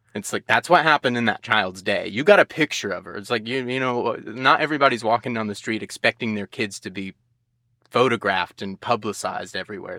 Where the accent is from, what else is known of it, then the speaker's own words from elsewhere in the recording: United States; growing up in the United States